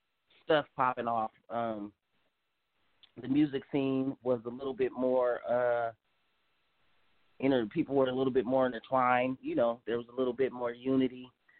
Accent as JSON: {"language": "English", "town": "Sacramento", "region": "California", "country": "United States", "tie": "born or raised there", "said": "Well, I mean, it was, yeah, it does get pretty wild out here, but it ain't nothing in compared to how kind of wild it's gotten now."}